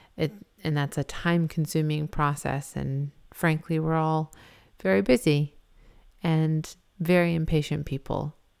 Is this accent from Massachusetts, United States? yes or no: yes; Massachusetts, United States; moved away; I'm originally from Massachusetts